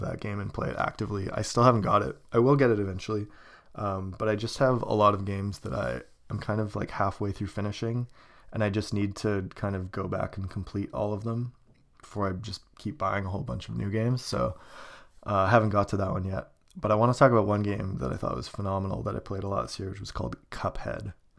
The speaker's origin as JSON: {"language": "English", "town": "Kelowna", "region": "British Columbia", "country": "Canada", "tie": "born or raised there", "moved": "yes", "said": "my hometown, Kelowna"}